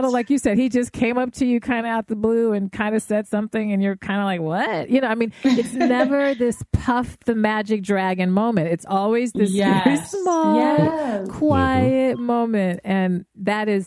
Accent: Denver, Colorado, United States; I'm from Denver

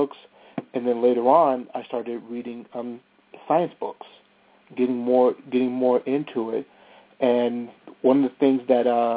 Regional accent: Bellwood, Illinois, United States; it's an area called Bellwood, Illinois

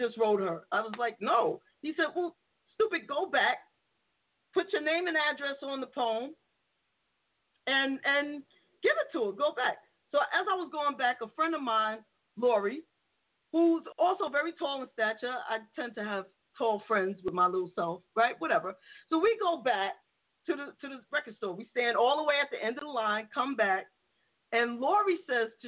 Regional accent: New York City, New York, United States; I grew up in the Bronx, not in a great neighborhood

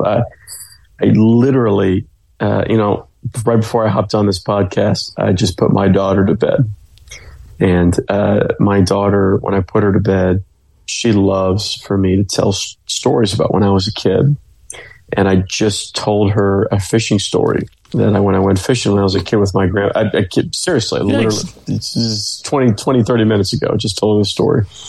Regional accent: Clearwater, Florida, United States; I'm from the Clearwater Largo area, so I grew up saltwater fishing a lot

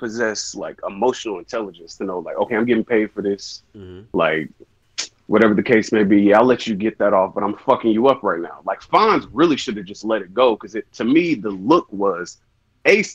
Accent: Orlando, Florida, United States; I'm from Orlando

